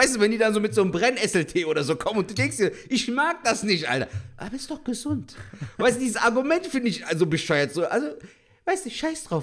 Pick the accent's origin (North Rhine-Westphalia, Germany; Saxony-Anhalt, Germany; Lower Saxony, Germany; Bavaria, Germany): North Rhine-Westphalia, Germany; Cologne; Aber guck mal, wir freuen uns als Kölner so, als ob wir die Bundesliga